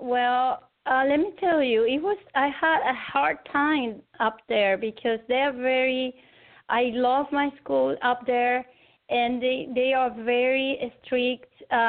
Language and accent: English; Rio de Janeiro, Brazil; English is a second language; also born or lived in Caracas, Venezuela / United States / Argentina; now in Venezuela; I was born in Caracas, Venezuela, but I was raised in Rio de Janeiro in Brazil. And then after that, I returned to Venezuela, and then I studied in United States, in Argentina